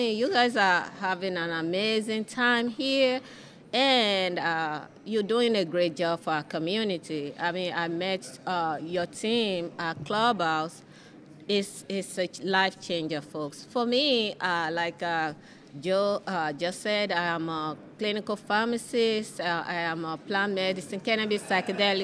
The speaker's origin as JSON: {"language": "English", "country": "Nigeria", "tie": "born or raised there", "moved": "yes", "lives_now": "Washington, D.C., United States", "said": "I was born in West Africa, in Nigeria"}